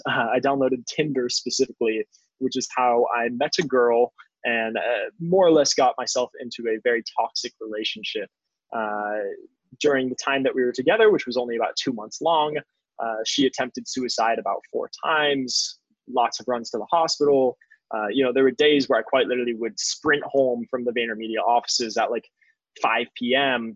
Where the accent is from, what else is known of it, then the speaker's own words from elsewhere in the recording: Phoenix, Arizona, United States; moved away as an adult; now in New York City, United States; I was a kid from Phoenix, Arizona